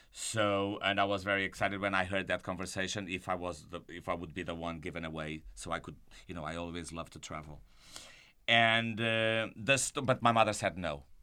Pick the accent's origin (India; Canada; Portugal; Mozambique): Mozambique; born there; It's my story that I was born in Mozambique